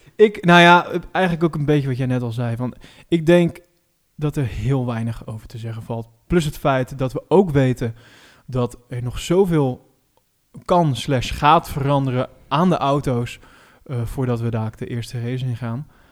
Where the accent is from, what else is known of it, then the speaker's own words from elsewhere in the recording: Netherlands; als Nederlanders